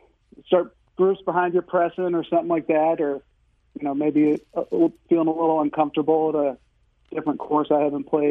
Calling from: Manchester, Missouri, United States; So I am in the West County, Manchester area.

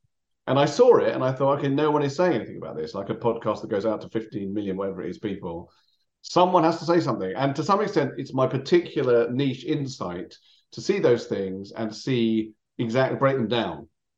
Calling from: London, United Kingdom; I'm speaking from London.

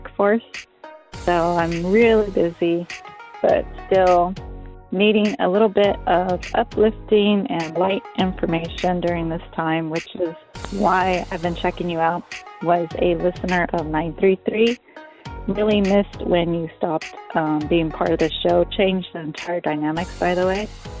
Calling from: Chula Vista, California, United States; I'm calling from Chula Vista.

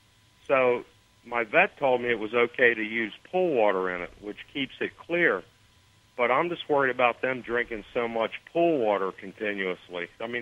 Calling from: Stuart, Florida, United States; So, oh. little north of West Palm Beach in Stuart.

